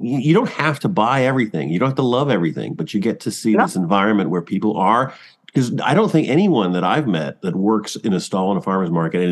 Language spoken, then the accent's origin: English; Toronto, Ontario, Canada; now in Cambridge, Canada; I'm from Scarborough